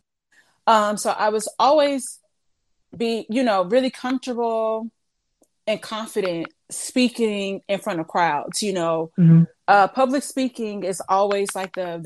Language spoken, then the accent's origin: English; St. Louis, Missouri, United States; moved away as an adult; now in Los Angeles, United States; I'm originally from St. Louis. Went to school in St. Louis